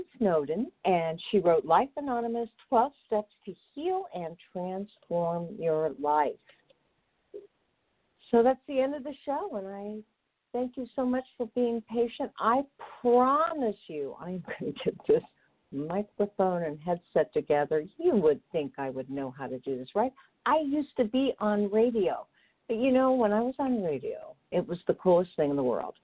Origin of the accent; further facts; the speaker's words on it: Indianapolis, Indiana, United States; I'm from Indianapolis.